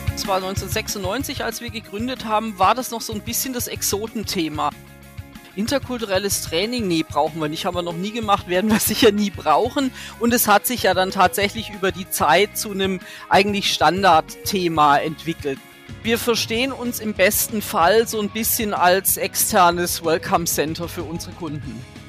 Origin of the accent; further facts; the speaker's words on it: Germany; als Deutsche